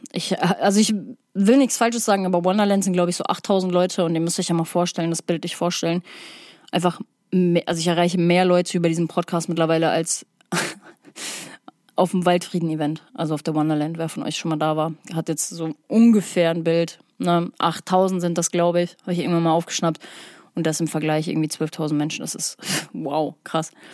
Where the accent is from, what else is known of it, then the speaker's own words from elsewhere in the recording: Hamburg, Germany; Ich komme aus der Psytrance Hochburg, Hamburg